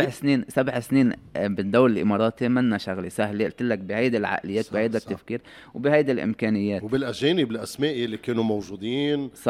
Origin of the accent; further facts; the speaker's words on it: Lebanon; فاليوم الثاني طبعا الجو كله تغير اللاعبين الاجانب